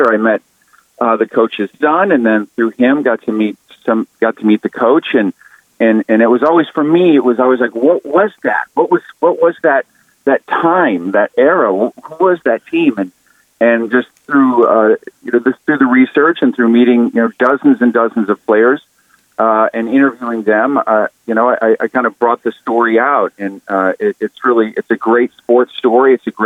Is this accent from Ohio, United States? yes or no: yes; Toledo, Ohio, United States; I grew up in Toledo